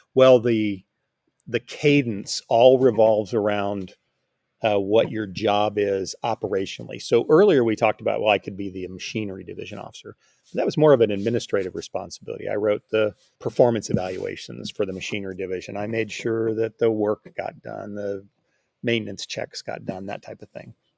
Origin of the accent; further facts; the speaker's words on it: Rancho Cucamonga, California, United States; moved away as an adult; also born or lived in Hawaii / Virginia; now in North Texas, United States; I grew up in Alta Loma really my, my whole life until I left for college